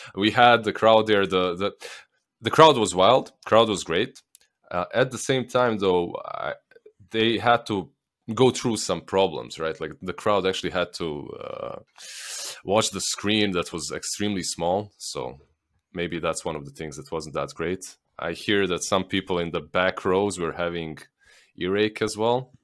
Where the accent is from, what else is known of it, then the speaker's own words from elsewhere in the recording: Bosnia & Herzegovina; accent: Slavic; moved away as an adult; I'm from Bosnia. I lived there, like, until I was, uh, un, until I pretty much started doing this